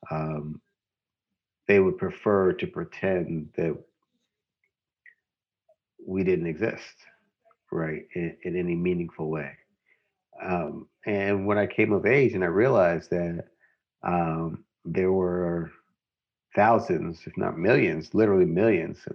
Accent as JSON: {"language": "English", "town": "St. Louis", "region": "Missouri", "country": "United States", "tie": "born or raised there", "said": "Growing up in St. Louis"}